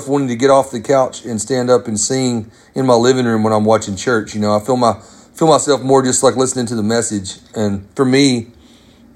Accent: Arkansas, United States; I grew up in Arkansas, about an hour from where … was born

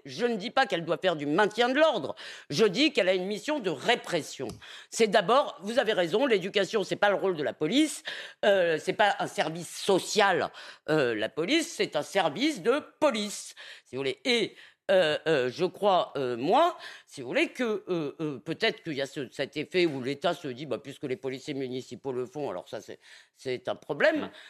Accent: Épinay-sur-Seine, Île-de-France, France; Quand j'étais petite à Épinay-sur-Seine

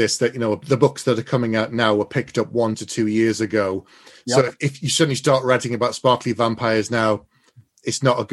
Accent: England, United Kingdom; I'm English

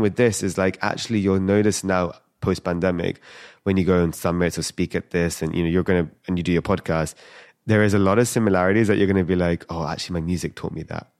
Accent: London, United Kingdom; I'm born and raised in London.

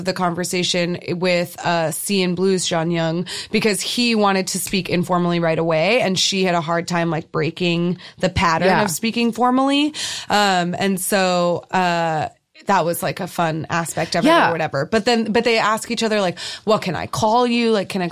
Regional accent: United States; as an American

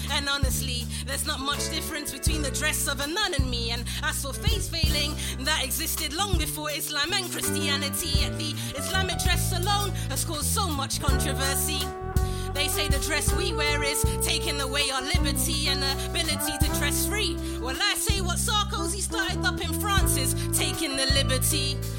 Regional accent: London, United Kingdom; I'm a Londoner, practically born and bred, and I speak English very well

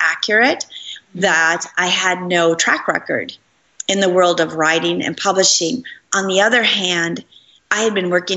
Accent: Minneapolis, Minnesota, United States; moved away; I came to my hometown in Minneapolis

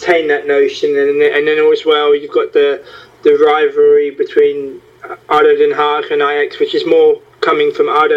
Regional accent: London, United Kingdom; moved away as an adult; also born or lived in Netherlands; now in Amsterdam, Netherlands; I'm originally from London. I emigrated to the Netherlands more than a decade ago

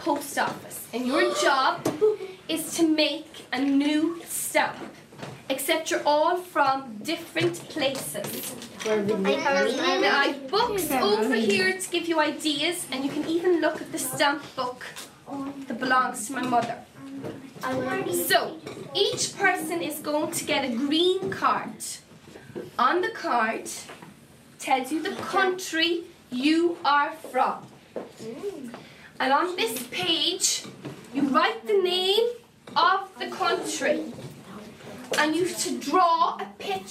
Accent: Mayo, Connacht, Ireland; I'm from Mayo. Irish

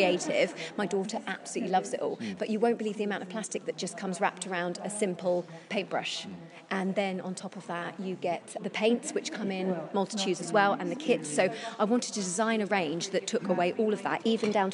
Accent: Isle of Wight, South East England, United Kingdom; moved away; I grew up on the Isle of Wight

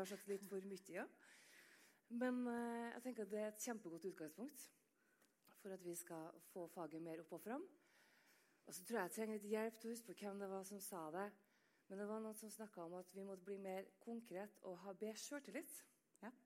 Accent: Trøndelag, Norway; Jeg er jo trønder

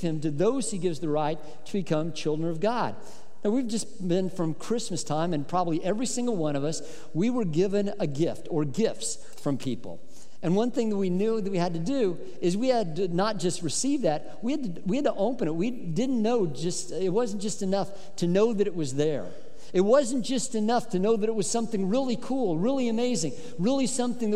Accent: Colorado, United States; when I was growing up in Colorado, and I loved the summers in Colorado

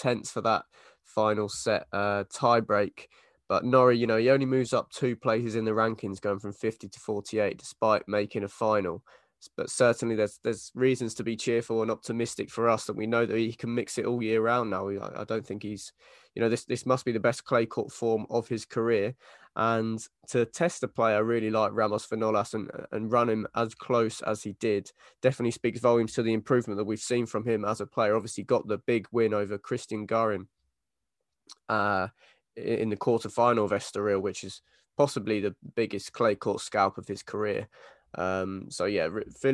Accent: United Kingdom; as British tennis fans

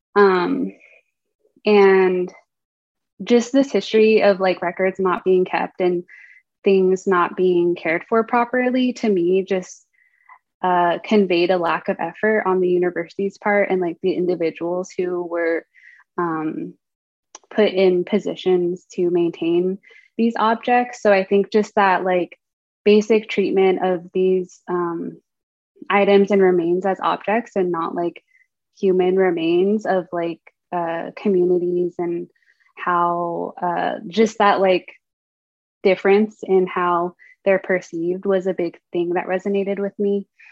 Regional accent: Durango, Colorado, United States; now in Berkeley, United States; I grew up in a town called Durango

